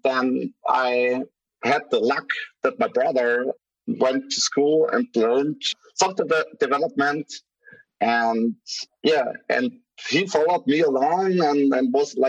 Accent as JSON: {"language": "English", "town": "Graz", "region": "Styria", "country": "Austria", "tie": "born or raised there", "second_language": "English", "said": "He's from my city, from Graz, from my hometown."}